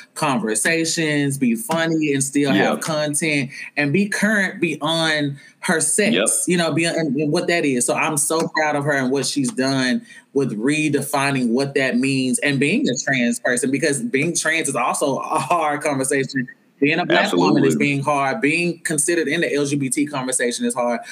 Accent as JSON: {"language": "English", "region": "Arkansas", "country": "United States", "said": "I'm from Arkansas"}